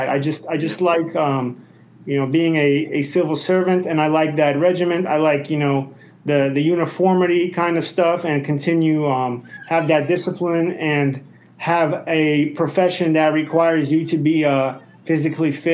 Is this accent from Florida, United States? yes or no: no; New York City, New York, United States; moved away as an adult; I grew up in Brooklyn